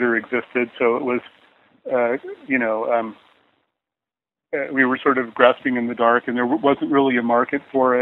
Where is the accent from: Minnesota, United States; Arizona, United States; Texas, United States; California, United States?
California, United States; Menlo Park; also born or lived in Seattle / Los Angeles; I grew up in Menlo Park. That's where we moved when I was about 10 years old, and we stayed there till I moved off to college.